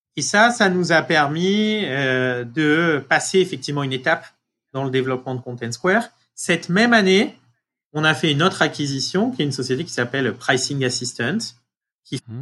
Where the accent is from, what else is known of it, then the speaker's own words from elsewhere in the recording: France; moved away as an adult; also born or lived in Marseille; now in United States; être français euh, euh, aujourd'hui aux États-Unis